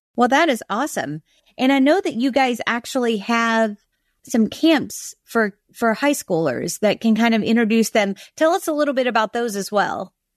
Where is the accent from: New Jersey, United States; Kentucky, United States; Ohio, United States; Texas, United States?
Kentucky, United States; I'm from Kentucky